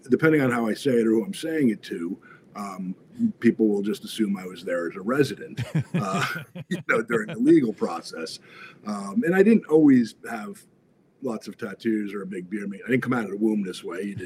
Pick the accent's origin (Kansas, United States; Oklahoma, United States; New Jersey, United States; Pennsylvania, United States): New Jersey, United States; Freehold; moved away as an adult; also born or lived in Arizona; now in Los Angeles, United States; I started out in New Jersey, so my claim to fame is I was born in Freehold, New Jersey